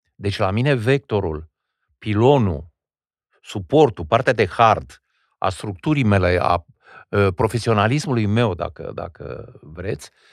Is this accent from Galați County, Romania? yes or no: no; Wallachia, Argeș, Romania; eu am învățat în țara românească. E adevărat, într-o zonă binecuvântată de Dumnezeu în județul Argeș